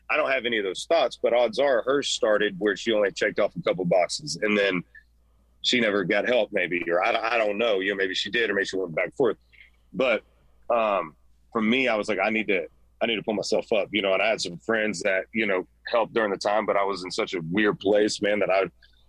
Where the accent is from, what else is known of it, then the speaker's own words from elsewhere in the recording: Central Florida, United States; I'm a hothead from Central Florida